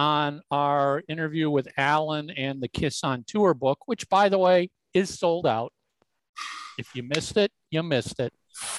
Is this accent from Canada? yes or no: no; Venezuela; English is a second language; now in United States; I'm from Venezuela and there are no concerts now there due to the political and critical situation. I got the chance to come here.